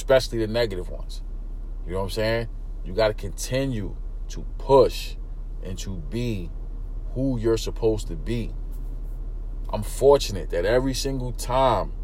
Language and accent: English; New York City, New York, United States; I grew up in East New York, Brooklyn, single parent home